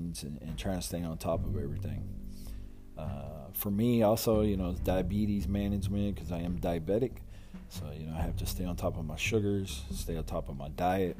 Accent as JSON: {"language": "English", "town": "Louisville", "region": "Kentucky", "country": "United States", "tie": "born or raised there", "also_born_or_lived": "Texas", "moved": "yes", "lives_now": "near San Antonio, United States", "said": "I was born and raised in Louisville, Kentucky."}